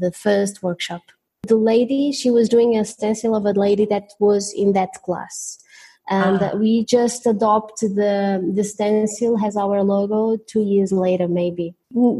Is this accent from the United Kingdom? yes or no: no; Covilhã, Centro, Portugal; Covilhã, my hometown